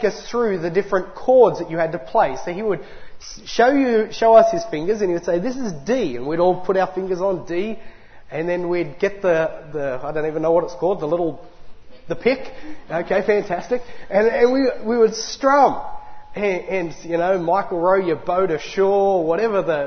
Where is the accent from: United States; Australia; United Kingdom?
Australia; Lithgow, New South Wales; also born or lived in Newcastle, New South Wales; I was born up north in Newcastle on the beautiful Lake Macquarie. But I spent my early and formative years in another great metropolis, the great city of Lithgow.